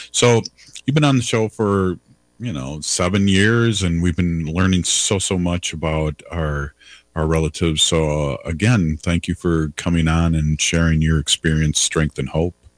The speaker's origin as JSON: {"language": "English", "region": "Minnesota", "country": "United States", "accent": "Minnesota", "said": "my Minnesota accent"}